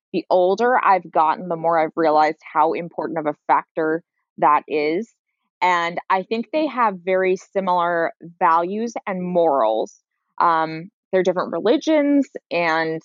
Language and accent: English; San Francisco, California, United States; I grew up in San Francisco proper.